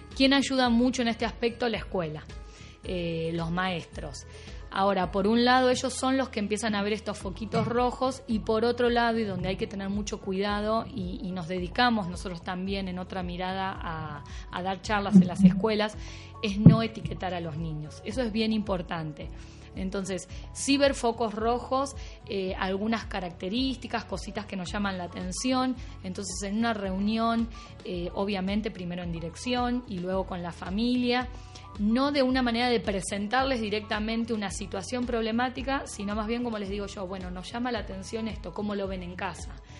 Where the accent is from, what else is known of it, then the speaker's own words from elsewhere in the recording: Buenos Aires, Argentina; accent: Argentine; moved away; yo soy argentina, claramente van a escuchar esta tonada un poquito rara.